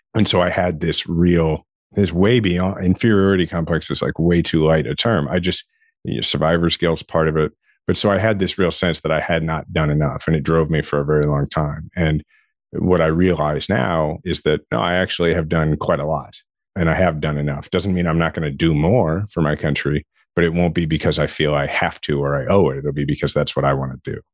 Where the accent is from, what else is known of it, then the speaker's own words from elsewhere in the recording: Shawnee, Kansas, United States; I grew up in Shawnee, Kansas, which is it's a suburb of Kansas City